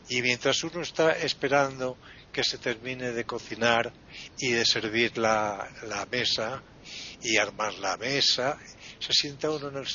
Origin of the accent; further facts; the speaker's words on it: Spain; somos los españoles los inventores de la siesta